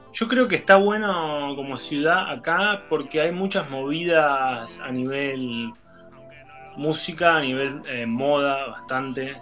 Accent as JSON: {"language": "Spanish", "town": "Tandil", "region": "Buenos Aires Province", "country": "Argentina", "moved": "yes", "lives_now": "Denmark", "said": "me llevaron de la mano en la movida tandirense"}